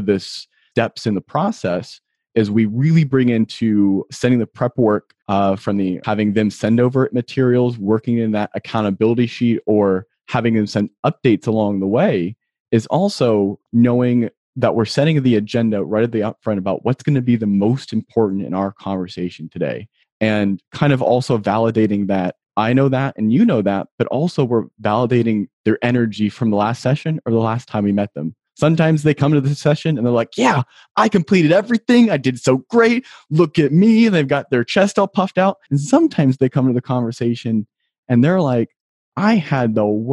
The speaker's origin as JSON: {"language": "English", "region": "Ohio", "country": "United States", "said": "I'm from Ohio"}